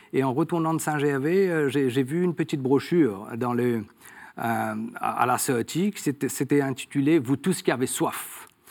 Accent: Mauritius; nous sommes établis dans l'île depuis plus de 200 ans. Hein. Et donc, moi, je suis né dans une famille catholique.

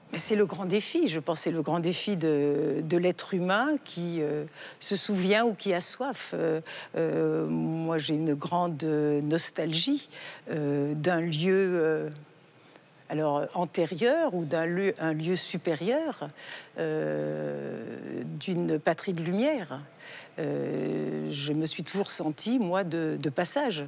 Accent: France; je suis née en Occident, en France, et j'ai reçu une éducation chrétienne

